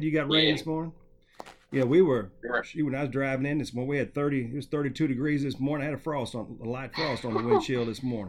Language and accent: English; Southern Missouri, United States; I'm from born and raised in Southern Missouri